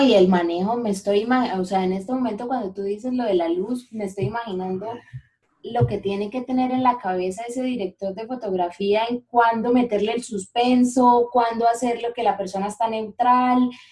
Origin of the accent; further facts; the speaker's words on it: Bucaramanga, Santander, Colombia; los bumangueses no somos tan patriotas, tan regionales como los paisas